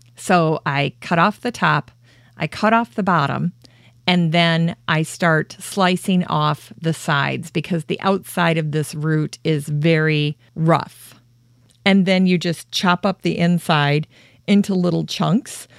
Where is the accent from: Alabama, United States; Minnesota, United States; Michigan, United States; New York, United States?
Minnesota, United States; Worthington; my hometown of Worthington